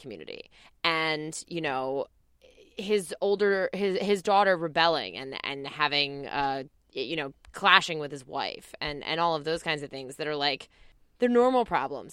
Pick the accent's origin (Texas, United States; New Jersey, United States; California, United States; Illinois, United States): New Jersey, United States; I'm from New Jersey